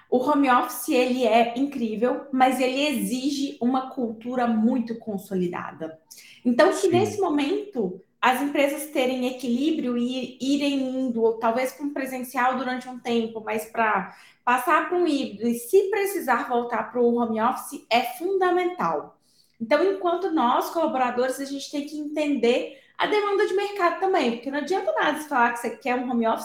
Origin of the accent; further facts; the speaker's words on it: Viçosa, Minas Gerais, Brazil; sou mineira, natural de Viçosa, a terra do doce de leite